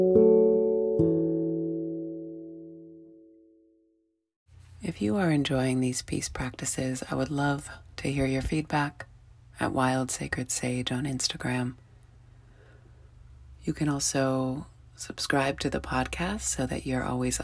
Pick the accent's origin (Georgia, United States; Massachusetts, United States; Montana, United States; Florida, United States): Montana, United States; moved away; growing up in Montana